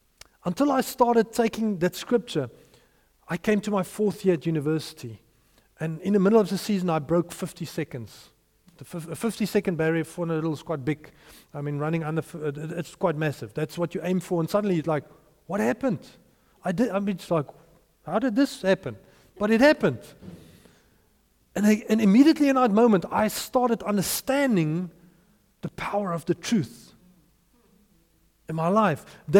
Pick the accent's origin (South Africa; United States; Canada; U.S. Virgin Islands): South Africa; Potchefstroom, North West; my hometown, in Potchefstroom.